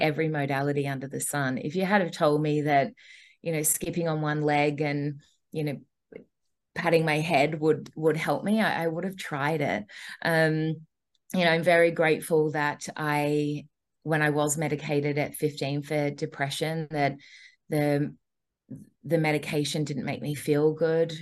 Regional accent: Australia; now in Gold Coast, Australia; ended up traveling for two and a half years and then coming back to australia

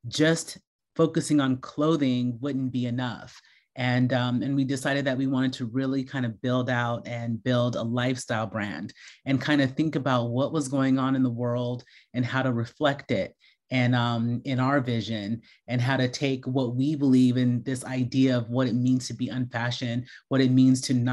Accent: United States; I grew up in America and I'm an American designer

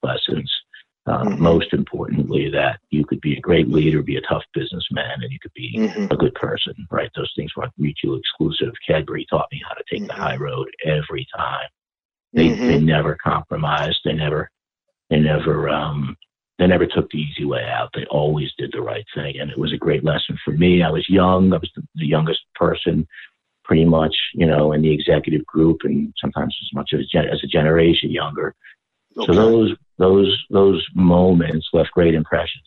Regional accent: New England, United States; moved away as an adult; also born or lived in New Jersey / Buffalo; I'm from New England

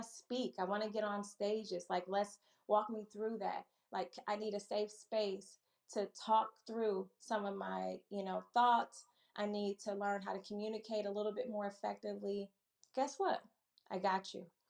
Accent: Milwaukee, Wisconsin, United States; also born or lived in Chicago; now in Maryland, United States; I'm a Midwest girl at heart, born and raised in Milwaukee

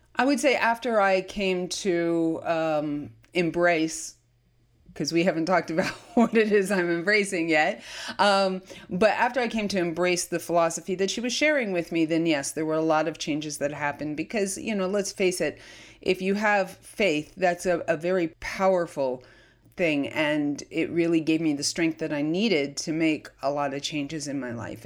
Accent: Lakewood, New Jersey, United States; I was born in, of all places, despite my story, Lakewood, New Jersey

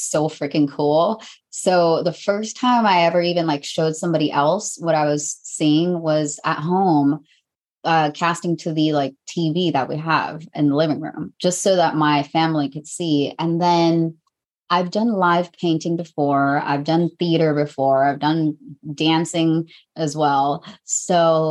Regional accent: Mexico; I'm from Mexico

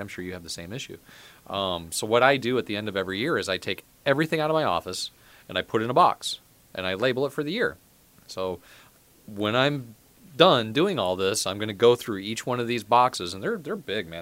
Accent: Midwest, United States; I was from the Midwest

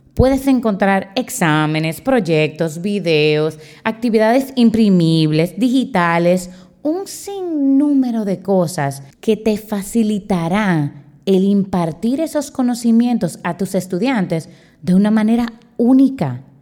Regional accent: Dominican Republic; soy de la República Dominicana, soy profesora

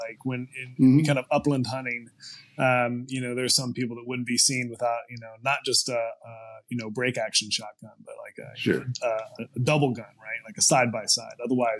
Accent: the South, United States; Maybe that's actually because I'm from the South and because when we've seen kind of like government tyranny in American history in the South

